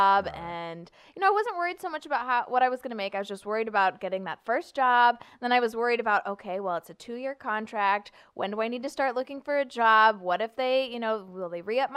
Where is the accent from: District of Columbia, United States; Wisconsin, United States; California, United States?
California, United States; Sunnyvale; now in St. Louis, United States; I'm from the Silicon Valley in California, a town called Sunnyvale